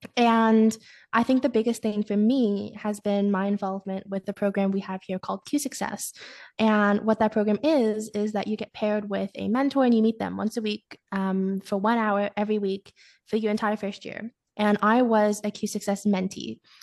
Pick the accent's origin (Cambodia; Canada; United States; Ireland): Canada; Ottawa, Ontario; moved away as an adult; now in Kingston, Canada; I'm from Ottawa